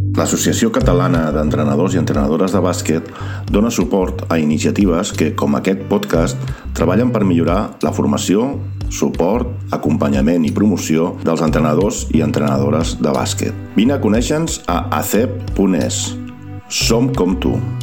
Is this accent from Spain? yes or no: yes; Murcia, Region of Murcia, Spain; moved away as an adult; now in Madrid, Spain; yo soy de Murcia, ¿vale? me vine a estudiar aquí a, Madrid y, aquí me he quedado